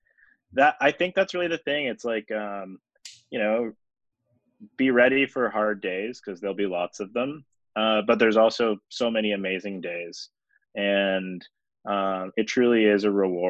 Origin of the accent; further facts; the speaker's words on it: Toronto, Ontario, Canada; I grew up in Toronto.